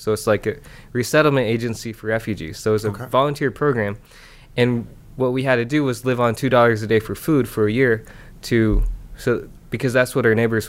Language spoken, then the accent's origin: English; Iowa, United States; also born or lived in Busan, South Korea; I was adopted by my parents in the States, so I grew up in Iowa.